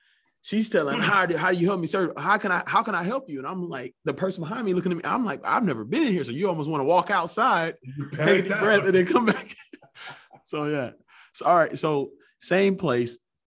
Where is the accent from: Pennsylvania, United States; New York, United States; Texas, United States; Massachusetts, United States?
Texas, United States; Houston; also born or lived in Missouri City, Texas; I'm from Houston.